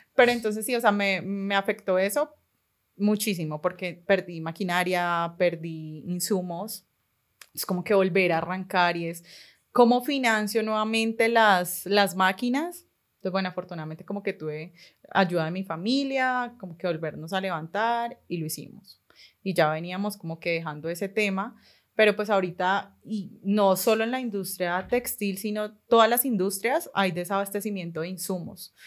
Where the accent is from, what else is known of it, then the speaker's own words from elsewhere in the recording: Cali, Valle del Cauca, Colombia; soy caleña, tengo 29 años